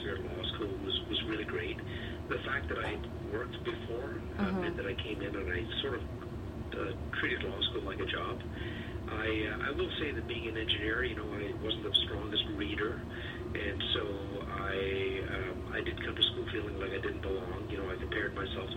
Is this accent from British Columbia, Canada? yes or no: no; Sault Ste. Marie, Ontario, Canada; also born or lived in Swansea, Wales; now in Toronto, Canada; I was born in Swansea, Wales. My father was a metallurgical engineer, and he moved the family to northern Ontario, so I grew up in the Sioux.